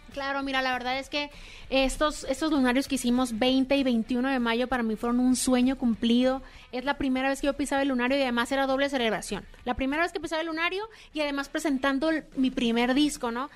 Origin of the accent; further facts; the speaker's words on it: San Luis Río Colorado, Sonora, Mexico; moved away as an adult; now in Mexico City, Mexico; Yo soy de San Luis Río Colorado